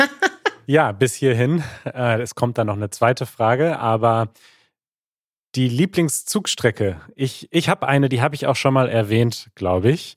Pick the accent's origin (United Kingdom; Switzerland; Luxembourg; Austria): United Kingdom; German is a second language; ich komme aus Großbritannien